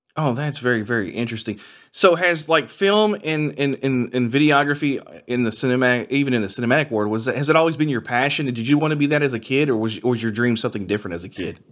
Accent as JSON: {"language": "English", "area": "Henry County", "region": "Kentucky", "country": "United States", "tie": "born or raised there", "said": "my rural county in, that I grew up in in Henry County"}